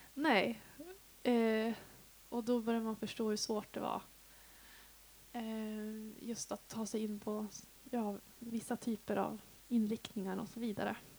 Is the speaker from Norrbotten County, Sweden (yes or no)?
yes; Piteå, Norrbotten County, Sweden; now in Dalarna, Sweden; Jag är uppvuxen i Piteå i Norrbotten. Det är alltså 80 mil härifrån